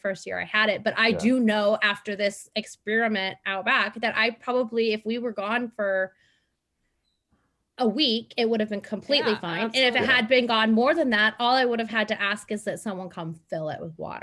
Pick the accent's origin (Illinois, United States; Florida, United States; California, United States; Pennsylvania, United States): California, United States; San Luis Obispo; now in San Diego, United States; I grew up in San Luis Obispo